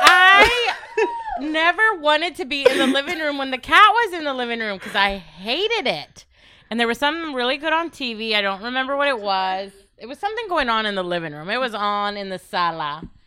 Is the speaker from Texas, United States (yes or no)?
yes; Grand Prairie, Texas, United States; also born or lived in Oak Cliff, Dallas; I grew up in Grand Prairie